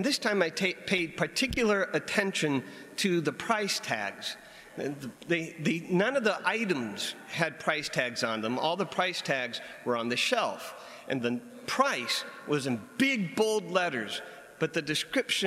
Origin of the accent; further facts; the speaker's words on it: United States; as an American